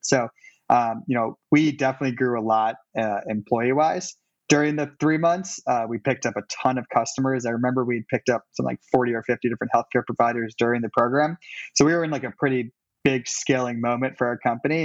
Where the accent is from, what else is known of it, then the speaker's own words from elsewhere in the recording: Cleveland, Ohio, United States; moved away as an adult; also born or lived in New York City; now in Cleveland, United States; I'm also from Cleveland